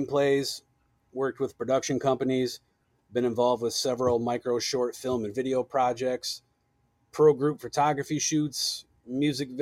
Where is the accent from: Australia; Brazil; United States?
United States; Michigan; here in my home state of Michigan